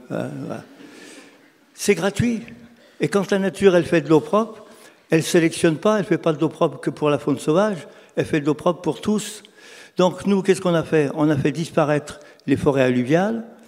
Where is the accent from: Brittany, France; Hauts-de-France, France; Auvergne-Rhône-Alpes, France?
Auvergne-Rhône-Alpes, France; Lyon; je suis lyonnais